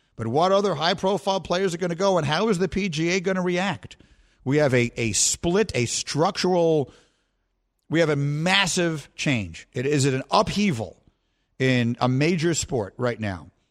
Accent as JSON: {"language": "English", "region": "New York", "country": "United States", "said": "I'm from New York. I'm a Knicks fan"}